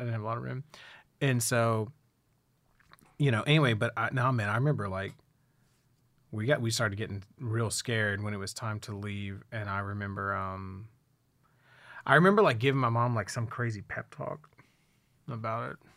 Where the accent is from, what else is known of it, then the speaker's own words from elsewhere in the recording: Houston, Texas, United States; I'm from Houston